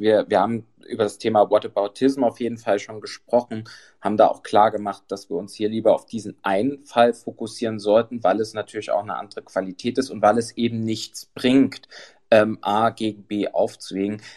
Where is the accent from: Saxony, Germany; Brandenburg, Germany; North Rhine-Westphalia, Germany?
Saxony, Germany; Dresden; bin ja aus Dresden.